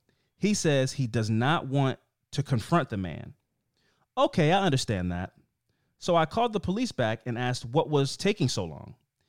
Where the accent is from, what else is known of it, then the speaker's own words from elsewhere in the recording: Midwest, United States; But I'm from the Midwest, and we tend to be a little over polite.